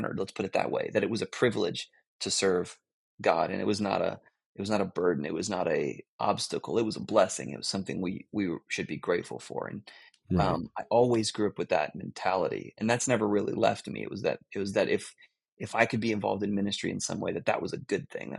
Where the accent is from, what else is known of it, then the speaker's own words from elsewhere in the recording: Florida, United States; moved away as an adult; now in Greensboro, United States; I grew up in Florida